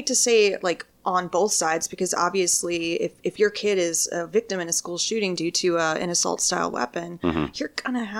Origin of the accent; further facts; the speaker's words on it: Detroit, Michigan, United States; my hometown city of Detroit